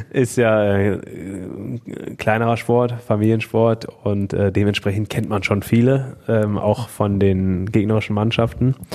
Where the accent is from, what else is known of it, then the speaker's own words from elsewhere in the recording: Moers, North Rhine-Westphalia, Germany; Dort sind wir in Hochstraß groß geworden mhm. oder eigentlich auf der Grenze zwischen Hochstraß und Meerbeck.